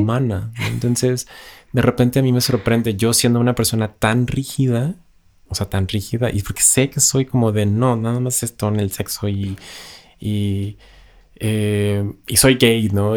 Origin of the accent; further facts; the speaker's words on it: Ciudad Juárez, Chihuahua, Mexico; moved away; yo que vengo de Ciudad Juárez